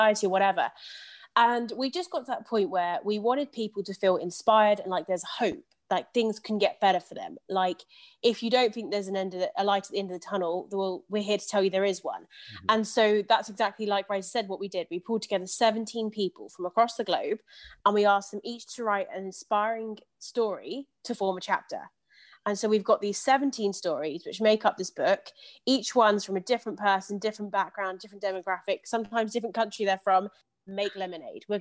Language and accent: English; London, United Kingdom; I'm also from London